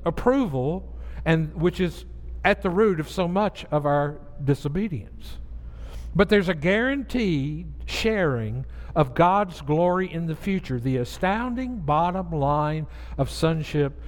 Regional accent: the South, United States; moved away; I grew up in the South

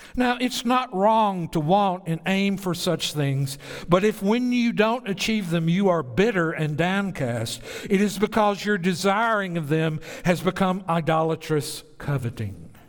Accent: Bible Belt, the South, United States; I grew up in the Bible Belt.

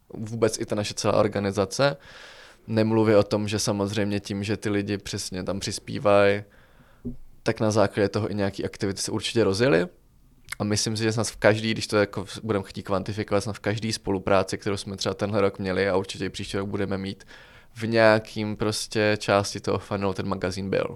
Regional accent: Czechia; jsme z Česka

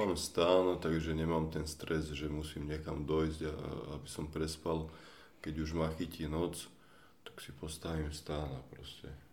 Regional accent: Bratislava, Bratislava Region, Slovakia; Ja som z Bratislavy, tak som začal na východe, nech sa približujem domov

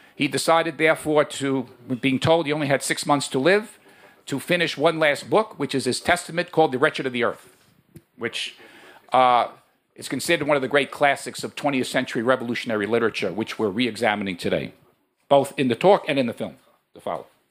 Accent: New York, United States; now in Chicago, United States; I come from New York originally, but I live now in Chicago

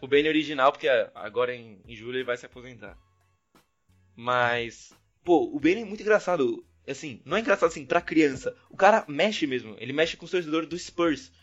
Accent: Brazil; sou do Brasil

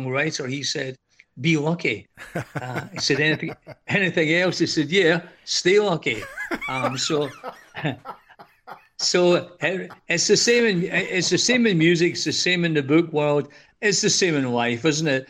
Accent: Scotland, United Kingdom; moved away as an adult; now in Greece; I'm from Scotland, as you can tell by the accent

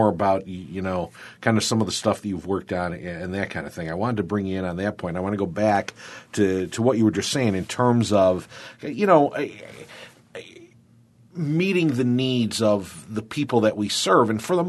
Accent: Warsaw or Kendall, Western New York, United States; thanks for giving my hometown a shout.

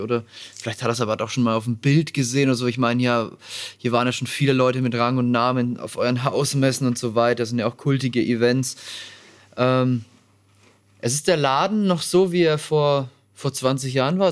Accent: Nuremberg, Bavaria, Germany; Meine Heimatstadt

